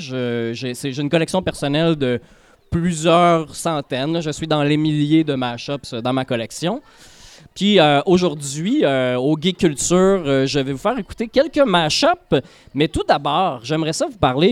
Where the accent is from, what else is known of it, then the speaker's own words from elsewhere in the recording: L'Assomption, Quebec, Canada; also born or lived in Saint-Gérard-Majella; à l'Assomption, ma ville natale